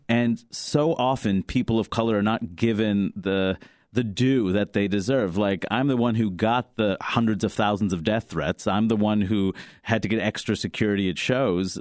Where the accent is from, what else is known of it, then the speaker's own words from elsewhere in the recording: New York City, New York, United States; growing up in Queens, New York